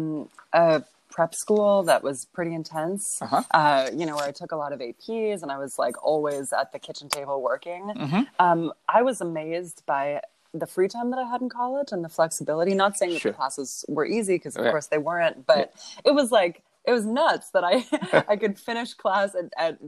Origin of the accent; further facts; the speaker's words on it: Los Angeles, California, United States; I grew up in Los Angeles